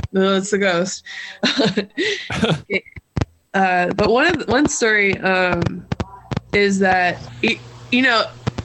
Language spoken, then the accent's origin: English; Southern Ohio, United States; I'm from Southern Ohio